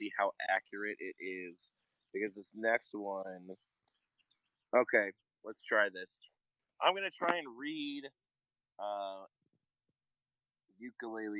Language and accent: English; United States; I'm an American